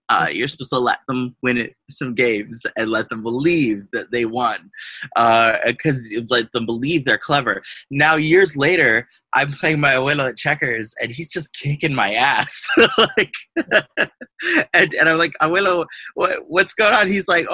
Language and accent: English; Astoria, United States; So that's what it was like growing up in Astoria. It was both beautiful and wonderful and absolutely fucking terrifying.